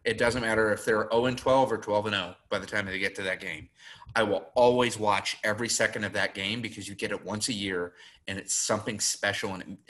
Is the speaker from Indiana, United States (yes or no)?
no; Florida, United States; growing up in Florida